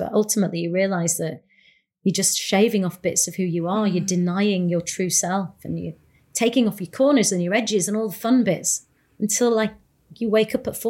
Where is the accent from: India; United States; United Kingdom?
India; that actually what actually is makes me powerful is the fact that I'm Indian and I come from two different cultures